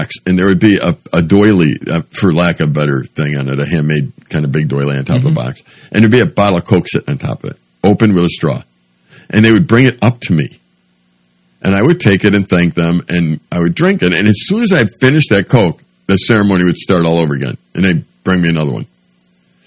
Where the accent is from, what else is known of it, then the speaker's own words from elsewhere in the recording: United States; since I was from America